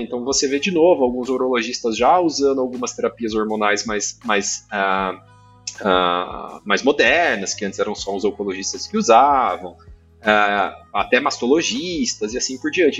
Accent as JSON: {"language": "Portuguese", "town": "Maringá", "region": "Paraná", "country": "Brazil", "said": "eu sou do, do, interior do Paraná, sou de Maringá, fiz a faculdade lá"}